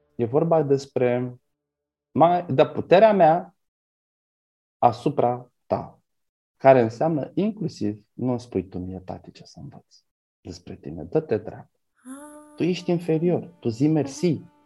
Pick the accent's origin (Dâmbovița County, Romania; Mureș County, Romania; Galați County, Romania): Galați County, Romania; Galați; adolescent fiind, când cu gașca mea am vrut să intrăm într-un club la mine la Galați